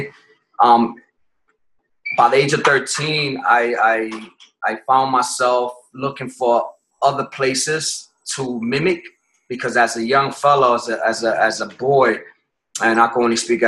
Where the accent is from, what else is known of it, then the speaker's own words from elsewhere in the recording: Connecticut, United States; moved away as an adult; also born or lived in Puerto Rico / Massachusetts / Bronx, New York; I was born in Puerto Rico, but raised in Connecticut